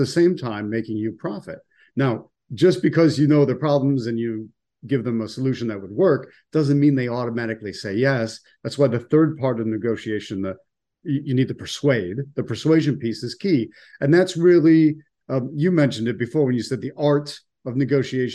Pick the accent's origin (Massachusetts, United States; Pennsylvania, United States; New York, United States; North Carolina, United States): New York, United States; Buffalo; also born or lived in Washington, D.C.; now in Sarasota, United States; I'm originally from Buffalo, New York, and then I spent a good 24 years in Washington, D.C., and now I live in Sarasota, Florida for the last few years